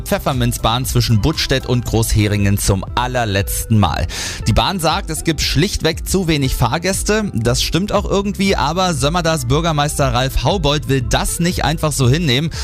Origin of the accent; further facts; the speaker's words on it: Thuringia, Germany; bei uns in Thüringen